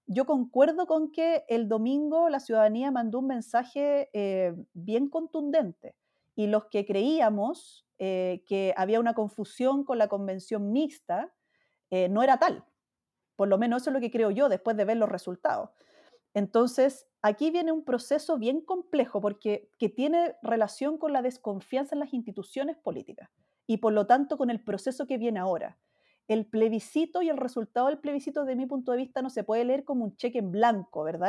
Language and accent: Spanish; Chile